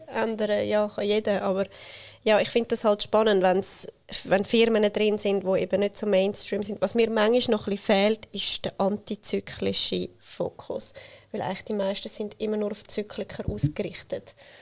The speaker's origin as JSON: {"language": "German", "country": "Switzerland", "said": "wir Schweizerinnen und Schweizer"}